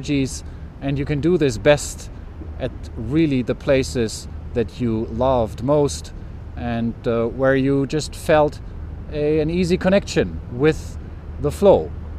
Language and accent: English; Hamburg, Germany; For me, such a place is my hometown Hamburg here. I've lived in Hamburg for 30 years